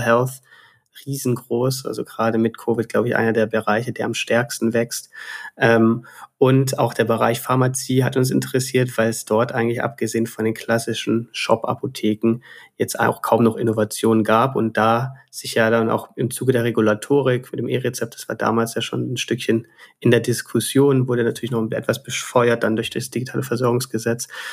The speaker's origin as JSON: {"language": "German", "town": "Stuttgart", "region": "Baden-Württemberg", "country": "Germany", "also_born_or_lived": "Reutlingen / Barcelona / Dublin", "said": "bin Schwabe, ähm, komme aus Stuttgart"}